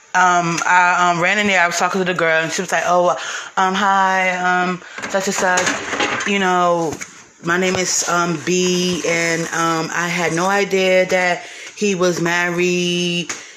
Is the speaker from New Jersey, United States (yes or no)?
yes; North New Jersey, United States; moved away as an adult; now in Baltimore, United States; I'm from North New Jersey. I live in Baltimore